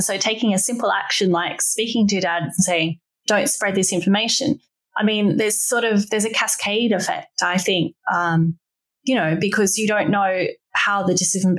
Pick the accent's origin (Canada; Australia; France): Australia; now in Hong Kong; I'm from Australia where voting is compulsory. When I first left, I couldn't believe it wasn't anywhere else in the world. But now I live in Hong Kong